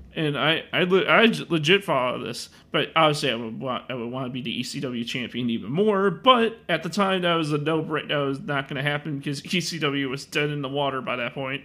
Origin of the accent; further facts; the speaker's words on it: Chicago, Illinois, United States; I'm from Illinois